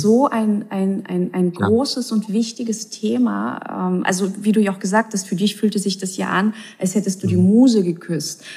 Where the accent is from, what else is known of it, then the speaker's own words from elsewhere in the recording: Russia; ich bin ja auch in Russland aufgewachsen